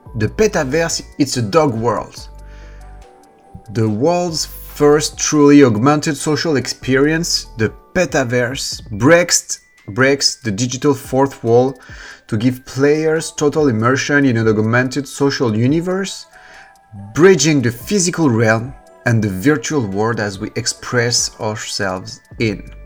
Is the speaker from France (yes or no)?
yes; France; accent: French; English is a second language; I'm French, you might sometimes do not understand my accent